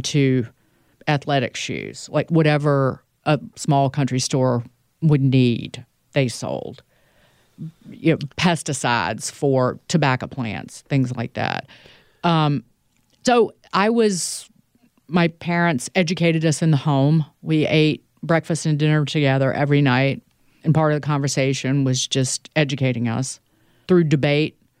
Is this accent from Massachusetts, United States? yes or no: no; Southside Virginia, United States; moved away; also born or lived in New York; my hometown is about an hour north of the North Carolina border. It's an area of Virginia called Southside Virginia